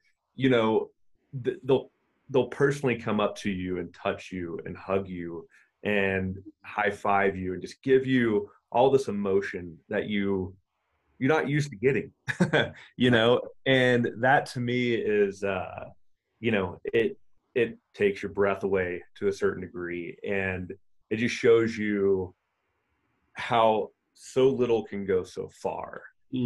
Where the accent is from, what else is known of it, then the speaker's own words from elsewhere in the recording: Oklahoma, United States; accent: southern drawl; I grew up in Oklahoma, and my dad, he had goats